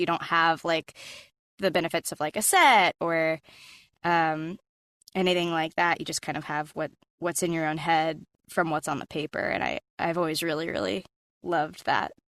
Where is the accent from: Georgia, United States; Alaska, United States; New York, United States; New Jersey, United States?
Georgia, United States; Atlanta; moved away as an adult; now in Los Angeles, United States; Growing up in Atlanta, my dad was writing commercials for a living